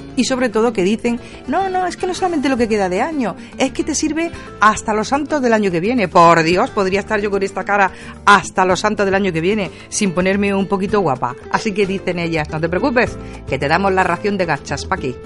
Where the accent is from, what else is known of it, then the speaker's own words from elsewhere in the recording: Porcuna, Andalusia, Spain; de Porcuna